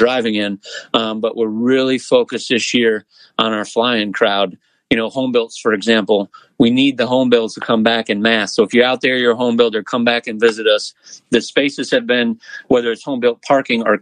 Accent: Oshkosh, Wisconsin, United States; moved away as an adult; now in Lakeland, United States; I was born in Oshkosh and my dad ran the airport there when I was a kid. So I grew up around AirVenture

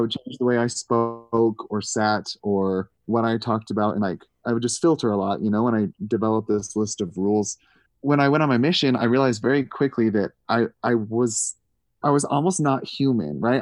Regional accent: Missouri, United States; I grew up in Missouri

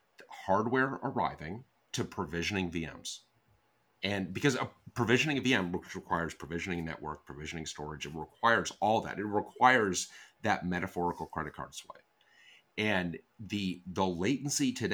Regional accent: Colorado, United States; moved away; I grew up in Colorado

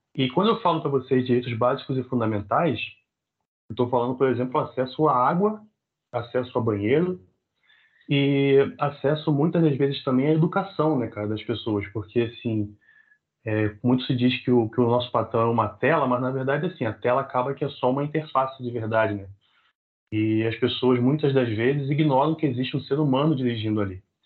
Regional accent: Rio de Janeiro, Brazil; nascido e criado em Realengo, cria da Zona Oeste do Rio de Janeiro

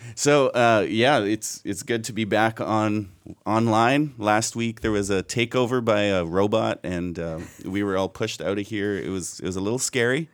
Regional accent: Canada; being truly Canadian

